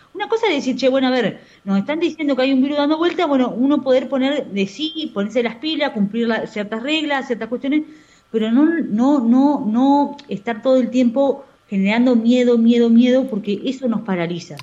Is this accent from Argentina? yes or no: yes; Argentina; Lo tenemos los argentinos